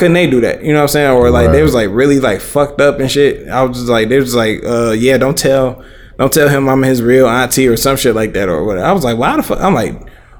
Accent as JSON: {"language": "English", "town": "Hamtramck", "region": "Michigan", "country": "United States", "tie": "born or raised there", "said": "we grew up in Hamtramck, me, my brother, and sister"}